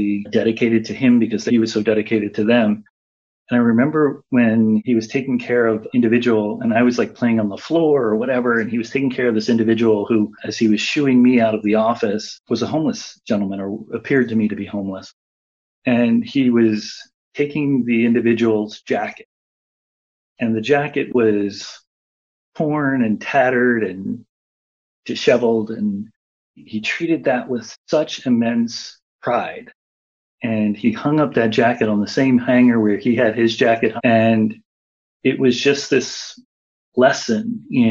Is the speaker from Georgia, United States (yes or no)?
no; Philadelphia, Pennsylvania, United States; moved away as an adult; now in Washington, D.C., United States; I am very proud of being from Philadelphia